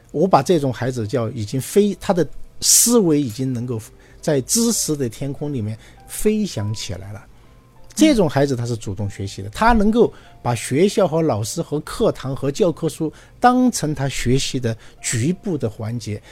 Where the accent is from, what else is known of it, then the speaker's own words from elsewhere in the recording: China; 我们中国人